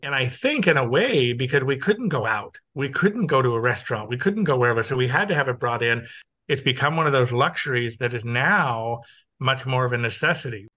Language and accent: English; Los Angeles, California, United States; now in Texas, United States; I was born and raised in Los Angeles.